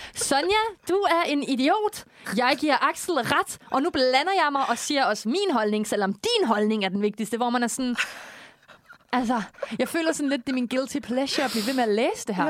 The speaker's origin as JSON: {"language": "Danish", "town": "Korsør", "region": "Zealand", "country": "Denmark", "said": "jeg er jo fra Kursør"}